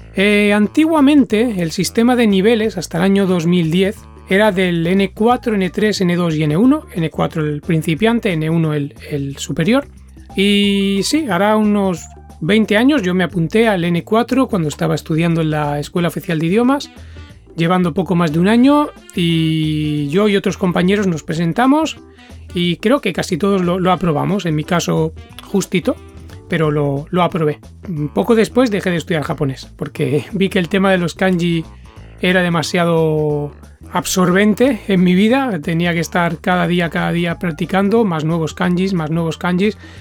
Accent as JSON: {"language": "Spanish", "country": "Spain", "moved": "yes", "lives_now": "Japan", "said": "soy de España"}